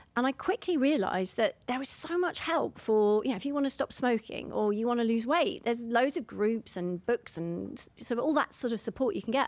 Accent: London, United Kingdom; I'm from London

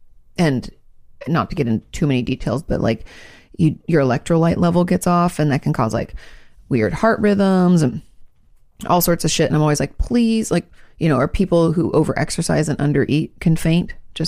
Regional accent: Gold Coast, Queensland, Australia; We're from the Gold Coast, just south of Brisbane.

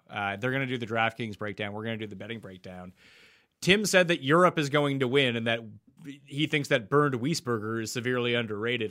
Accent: Canada; growing up in Canada

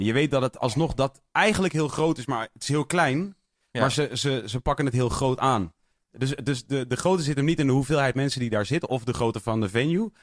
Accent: Netherlands; als Nederlander

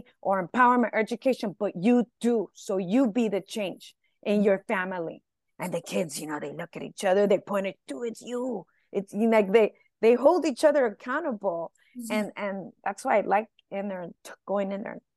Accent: Los Angeles, California, United States; first language Spanish; English is a second language; I'm from East

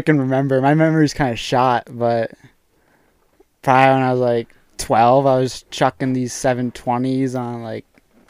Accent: Wolfeboro, New Hampshire, United States; moved away as an adult; now in Utah, United States; I'm from Wolfboro, New Hampshire. It's like a super small town, like less than 10,000 people, super touristy in the summer.

